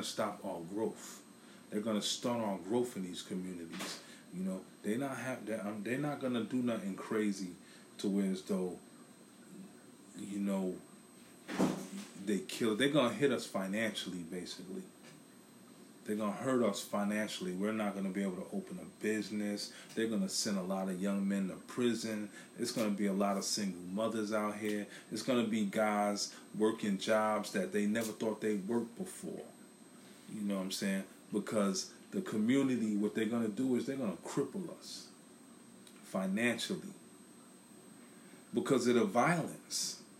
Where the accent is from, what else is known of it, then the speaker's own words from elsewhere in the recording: New York City, New York, United States; now in Philadelphia, United States; I'm in Philadelphia, I'm from Brooklyn